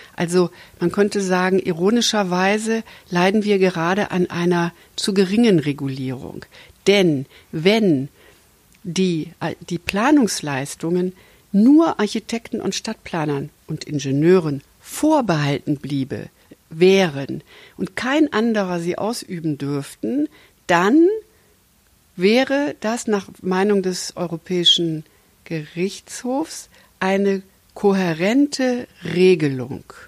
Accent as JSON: {"language": "German", "region": "Hesse", "country": "Germany", "said": "Ich komme ja aus Hessen"}